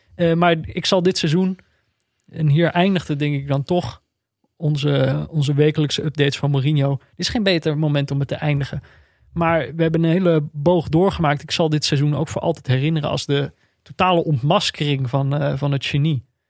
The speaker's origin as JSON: {"language": "Dutch", "town": "Veldhoven", "region": "North Brabant", "country": "Netherlands", "tie": "born or raised there", "also_born_or_lived": "Amsterdam", "said": "Ik ben, eh, de luisteraars weten dit wel, opgegroeid in Veldhoven, in de buurt van Eindhoven"}